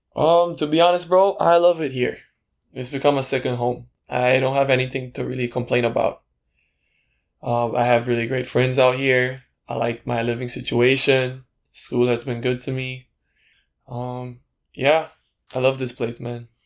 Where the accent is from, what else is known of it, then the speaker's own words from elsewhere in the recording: Belize City, Belize District, Belize; moved away as an adult; now in Taiwan; I'm from Belize City, Belize. And Uh, I'm currently living in Taiwan. I've been here for four years.